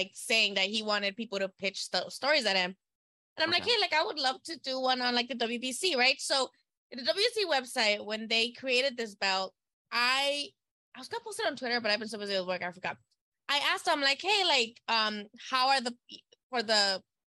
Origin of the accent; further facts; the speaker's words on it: Nayarit, Mexico; my home state.